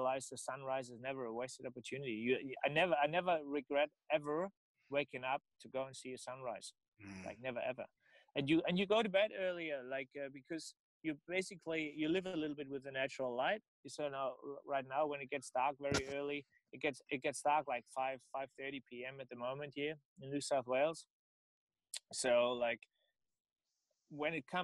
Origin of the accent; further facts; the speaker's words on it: Germany; accent: German; English is a second language; moved away; my German accent